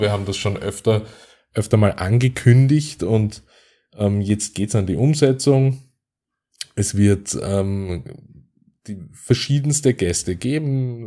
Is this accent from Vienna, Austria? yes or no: yes; Vienna, Austria; aus meiner Heimat, nämlich aus Österreich und im Speziellen aus Wien